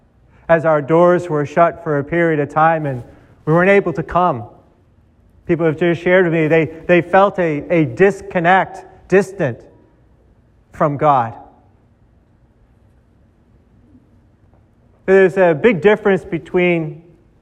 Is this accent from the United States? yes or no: yes; Boston, Massachusetts, United States; Growing up in Boston